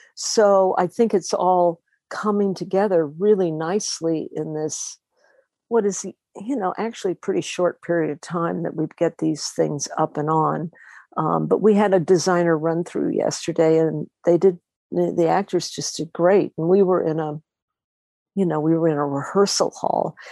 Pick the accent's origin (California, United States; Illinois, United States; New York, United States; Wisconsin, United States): California, United States; Los Angeles; I was born in Los Angeles